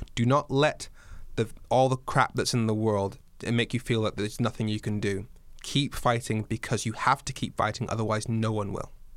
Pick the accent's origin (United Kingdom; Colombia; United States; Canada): United Kingdom; Dundee, Scotland; moved away; also born or lived in Darlington, England / Swansea, Wales; I was born in Darlington in the northeast of England. I wa, I grew up, I started school in Dundee in Scotland. I've lived in Swansea in Wales